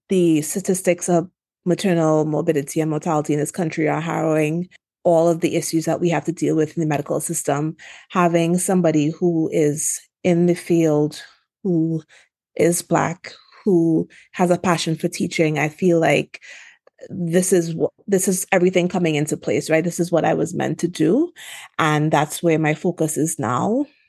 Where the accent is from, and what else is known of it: Trinidad & Tobago; also born or lived in Washington, D.C. / Philadelphia; now in California, United States